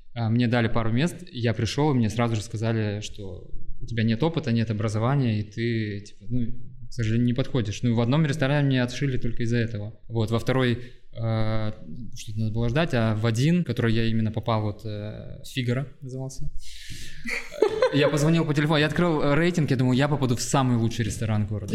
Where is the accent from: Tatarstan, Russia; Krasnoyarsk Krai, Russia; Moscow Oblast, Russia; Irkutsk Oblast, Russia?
Irkutsk Oblast, Russia; Irkutsk; now in Saint Petersburg, Russia; я вот приехал из Иркутска